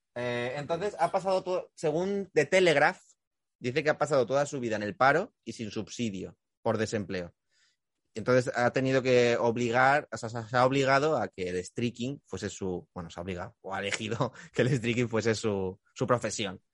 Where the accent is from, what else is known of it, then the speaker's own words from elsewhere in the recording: Gandia, Valencian Community, Spain; Manolo está aquí de Valencia, o sea, de donde soy yo. O sea, yo soy de Gandía